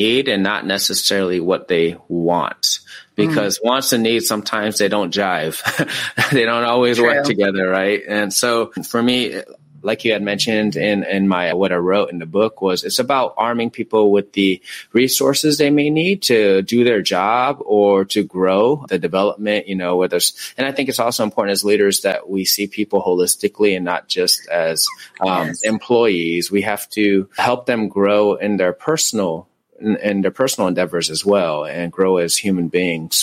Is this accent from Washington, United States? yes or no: yes; Tacoma, Washington, United States; now in California, United States; I'm from Tacoma, Washington